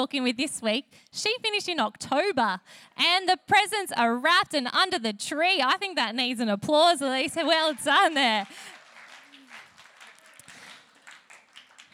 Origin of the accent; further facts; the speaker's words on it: Sutherland Shire, New South Wales, Australia; now in Wollongong, Australia; I come from the Southern Shire